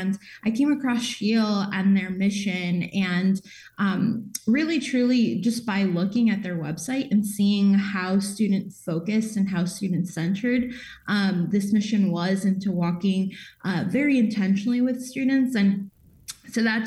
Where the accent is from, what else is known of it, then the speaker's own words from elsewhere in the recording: Chicago, Illinois, United States; also born or lived in Indiana; I'm from Chicago originally, but have kind of moved between Indiana and Illinois